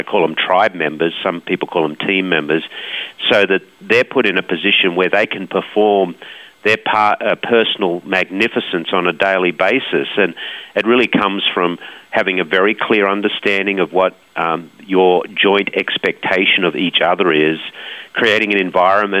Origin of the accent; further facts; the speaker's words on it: Australia; Us Aussies just always hard-nosed. I think we know what a good life is in Australia